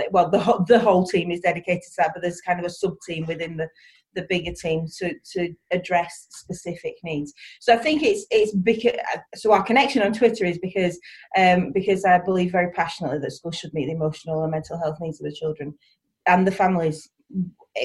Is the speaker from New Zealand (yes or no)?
no; East Lancashire, North West England, United Kingdom; accent: East Lancashire; from Barrowford Primary School, which is in East Lancashire. You'll probably be able to get that from the accent